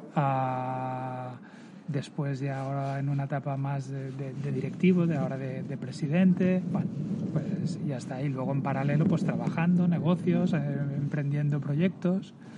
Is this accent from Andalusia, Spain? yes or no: no; Barcelona, Catalonia, Spain; yo soy del 71, eh, siempre en el barrio de, de Horta, exalumnos a Horta, allí empiezo a jugar a, a básquet